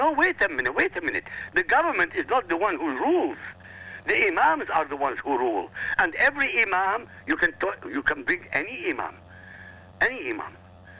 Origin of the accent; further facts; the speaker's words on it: Iraq; I come from Iraq.